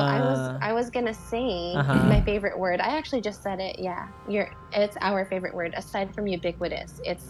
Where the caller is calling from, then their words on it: Honolulu, Hawaii, United States; I'm here living in Honolulu, Hawaii.